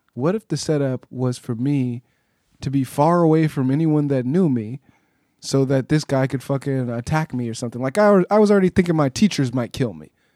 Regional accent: Pasadena, California, United States; I grew up in Pasadena

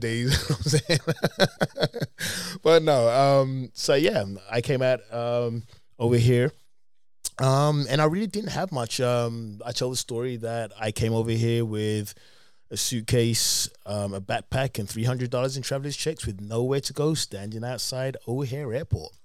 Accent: London, United Kingdom; moved away as an adult; now in United States; I'm from England

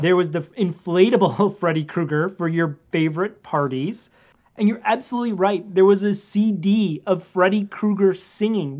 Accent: Minnesota, United States; I was from Minnesota

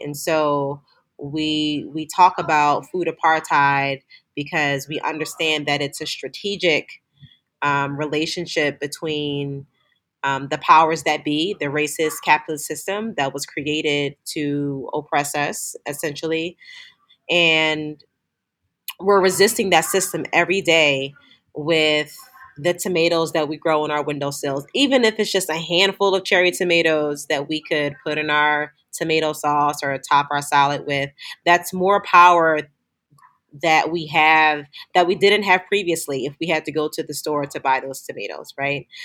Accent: Philadelphia, Pennsylvania, United States; growing up in inner city Philadelphia

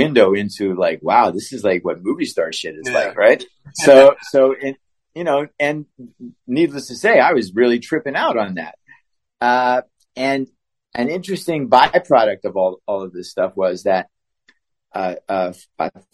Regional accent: Pittsburgh, Pennsylvania, United States; moved away; I'm from Pittsburgh

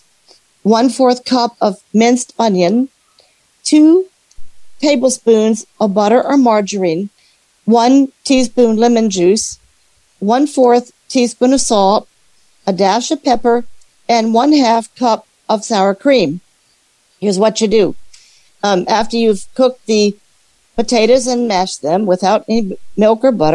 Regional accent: Alexandria, Virginia, United States; I'm from Alexandria, Virginia

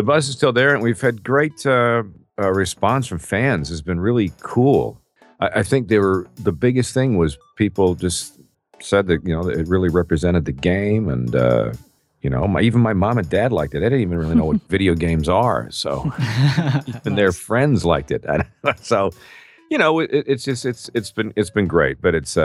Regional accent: Peterborough, Ontario, Canada; now in United States; in my hometown of Peterborough, Ontario, Canada, many years ago. Well, I'm since an American citizen now, 3 months ago. So it's, you know, where I was born, though. And I grew up in my hometown

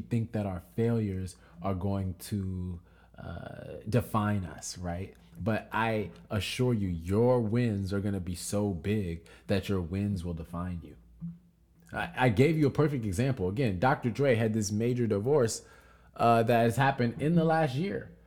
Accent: United States; our culture being American culture

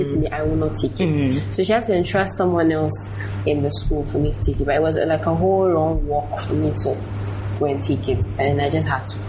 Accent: Nigeria; now in Ghana; I grew up in Nigeria

